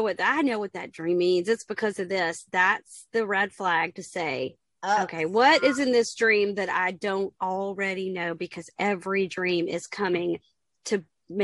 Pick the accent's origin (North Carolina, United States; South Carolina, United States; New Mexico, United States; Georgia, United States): South Carolina, United States; moved away as an adult; now in Baltimore, United States; I live in Baltimore now, and I am from South Carolina. I moved here 3 years ago